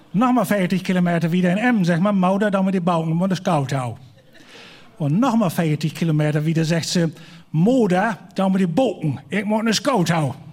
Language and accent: German; Schwerin, Mecklenburg-Vorpommern, Germany; ich komme aus Schwerin.